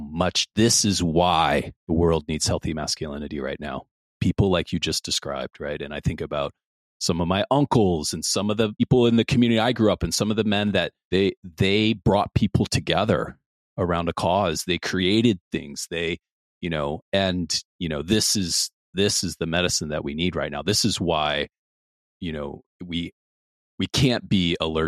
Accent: Midwest, United States; I grew up in the Midwest as well

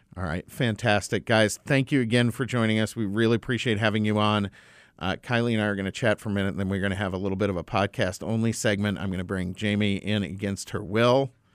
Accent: United States; as an American

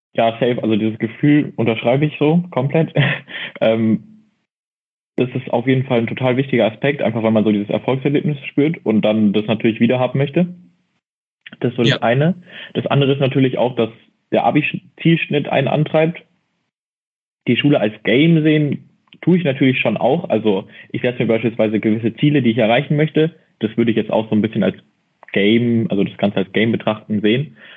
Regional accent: near Mannheim, Baden-Württemberg, Germany; ich komme aus Bavü, aus der Nähe von Mannheim

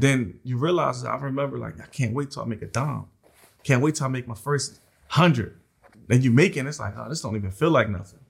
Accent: Philadelphia, Pennsylvania, United States; I grew up in South Philly

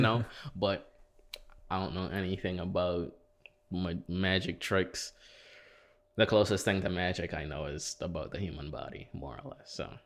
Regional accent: St. Kitts & Nevis; also born or lived in Saint Croix, US Virgin Islands; now in United States; I'm from, born in, born in Saint Croix, raised in Saint Kitts.

